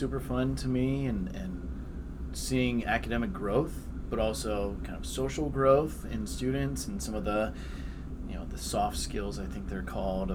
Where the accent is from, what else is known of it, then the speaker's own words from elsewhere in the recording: Columbus, Ohio, United States; moved away as an adult; also born or lived in Miami University (Oxford, Ohio); I'm originally from Columbus, so I was a big Ohio State fan